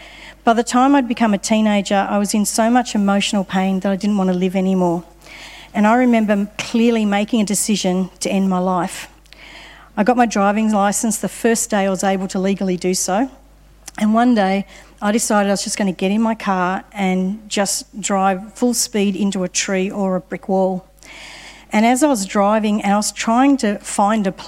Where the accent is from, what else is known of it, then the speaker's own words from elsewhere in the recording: Sydney, New South Wales, Australia; I grew up in Sydney